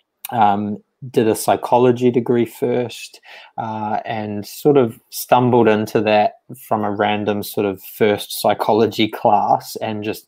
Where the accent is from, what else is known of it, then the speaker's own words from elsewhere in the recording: New Zealand; moved away; grew up in sort of a rural town in New Zealand, and did all my sort of school and things there.